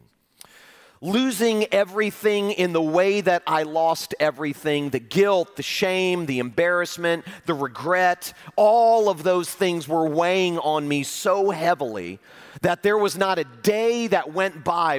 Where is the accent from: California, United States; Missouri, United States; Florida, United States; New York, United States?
Florida, United States; Fort Lauderdale; I was leading a large, famous church in my hometown of Fort Lauderdale, Florida